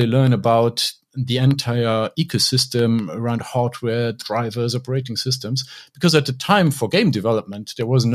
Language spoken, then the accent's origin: English; Luxembourg; I grew up in Luxembourg